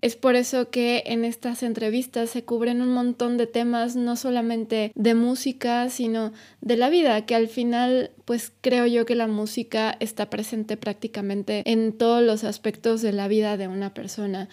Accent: Atizapán de Zaragoza, State of Mexico, Mexico; Ciudad de México, de donde yo soy también

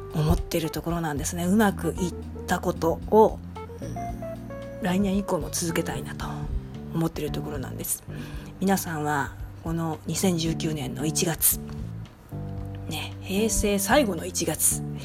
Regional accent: Nishinomiya, Hyogo, Japan; 地元西宮

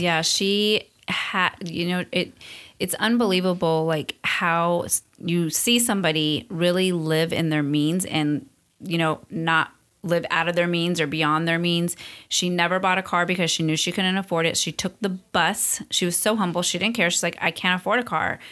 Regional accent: Long Beach, California, United States; also born or lived in East Los Angeles, California / Amargosa Valley, Nevada / Hesperia, California / Arcadia, California; through our teens, we ended up in Long Beach

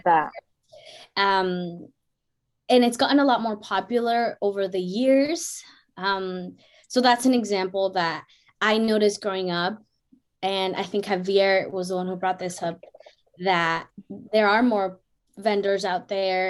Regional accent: San Rafael, California, United States; moved away; I grew up in Canal too for for a small period of time, and yeah. we lived in apartments

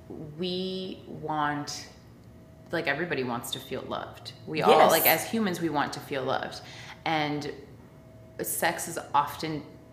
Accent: Miami, Florida, United States; I grew up in the South too, but a different South. I grew up in Miami.

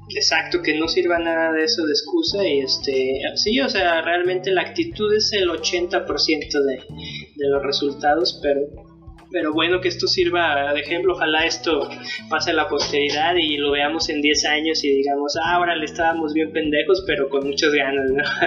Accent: San Luis Potosí, Mexico; nosotros eh, somos de San Luis Potosí, somos de, la ciudad de, la capital

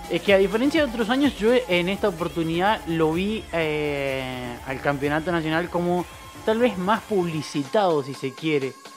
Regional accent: Argentina; somos muchos los argentinos

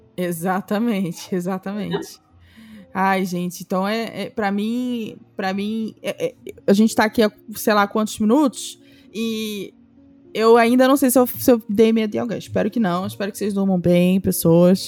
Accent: Rio de Janeiro, Brazil; essa foi a minha infância no Camurim, em Jacarepaguá, no Rio de Janeiro.

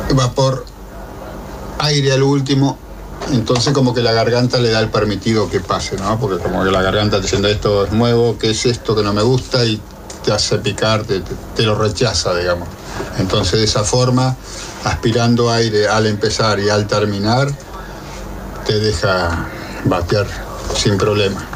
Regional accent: González Catán, Buenos Aires Province, Argentina; González Catán La Matanza

